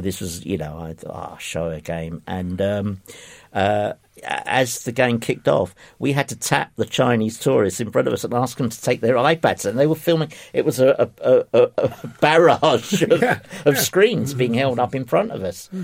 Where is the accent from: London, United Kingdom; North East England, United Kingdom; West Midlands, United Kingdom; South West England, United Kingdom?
London, United Kingdom; I grew up in in Ifield Road